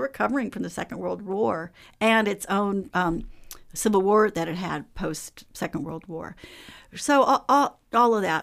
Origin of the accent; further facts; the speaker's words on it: Oakland, California, United States; grew up in Oakland, so I went through the Oakland public school system in sixties and seventies